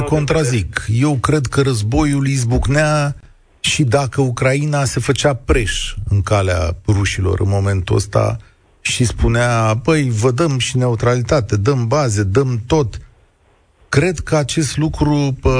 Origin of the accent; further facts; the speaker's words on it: Romania; Noi, ca români